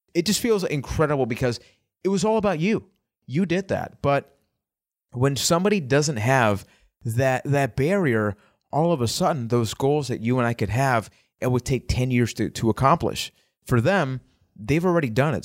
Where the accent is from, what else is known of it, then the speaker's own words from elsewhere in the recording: Puerto Rico; I am from Puerto Rico